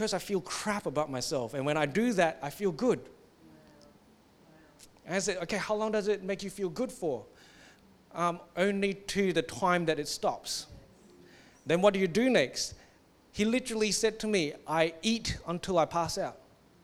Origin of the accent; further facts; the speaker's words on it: Singapore; I come from Singapore where they think that bad emotions are demons.